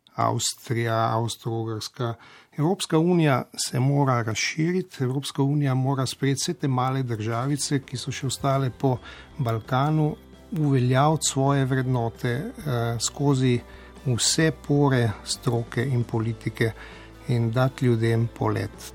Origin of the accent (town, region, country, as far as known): Slovenia